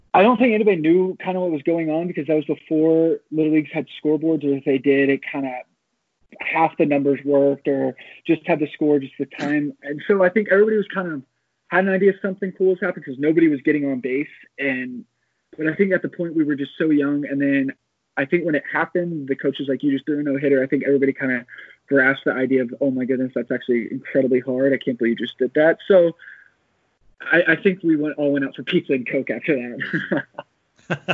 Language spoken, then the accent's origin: English; Amarillo, Texas, United States; moved away as an adult; I decided to move back to my hometown of Amarillo, Texas.